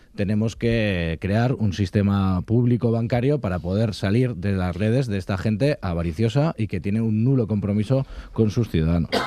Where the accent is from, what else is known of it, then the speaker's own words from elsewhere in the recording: Basque Country, Spain; también somos vascos y vascas